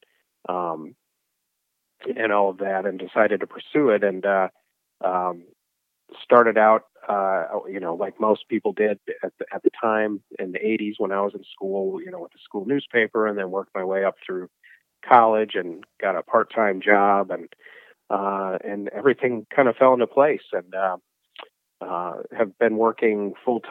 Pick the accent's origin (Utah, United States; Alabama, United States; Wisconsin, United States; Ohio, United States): Wisconsin, United States; Milwaukee; now in Terre Haute, United States; I'm from Wisconsin. I'm from Milwaukee originally.